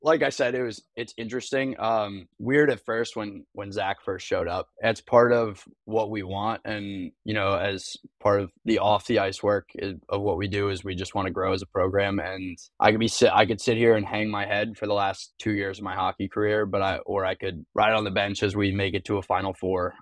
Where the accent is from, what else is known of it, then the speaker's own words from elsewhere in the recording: Long Island, New York, United States; moved away as an adult; now in South Carolina, United States; I'm from Long Island.